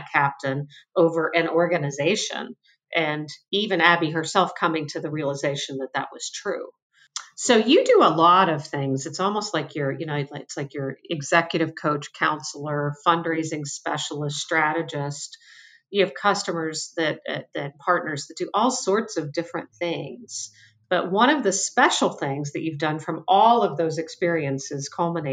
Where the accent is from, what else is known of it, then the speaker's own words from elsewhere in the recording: Pennsylvania, United States; I grew up in Pennsylvania